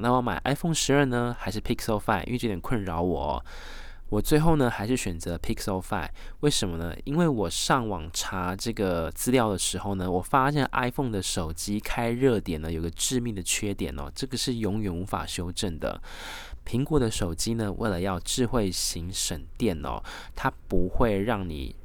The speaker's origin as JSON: {"language": "Chinese", "country": "Taiwan", "said": "因为我是来自台湾最知性的中华儿女传统的美德"}